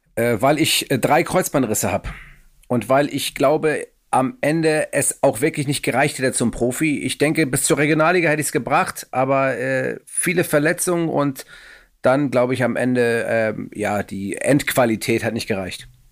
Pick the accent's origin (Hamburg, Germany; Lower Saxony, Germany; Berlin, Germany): Hamburg, Germany; Ich komme aus Hamburg Müllmannsberg